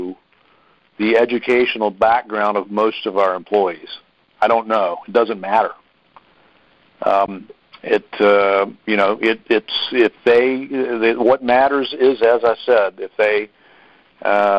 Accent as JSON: {"language": "English", "town": "Harrisonburg", "region": "Virginia", "country": "United States", "said": "we're in Harrisonburg because I'm from Harrisonburg"}